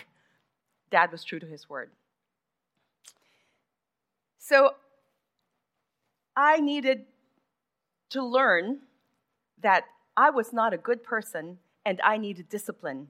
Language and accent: English; Manila, Metro Manila, Philippines; I grew up in Manila